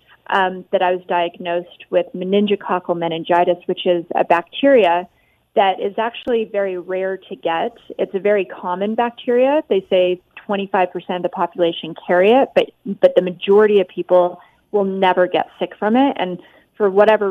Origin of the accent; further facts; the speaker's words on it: Las Vegas, Nevada, United States; I was growing up in Vegas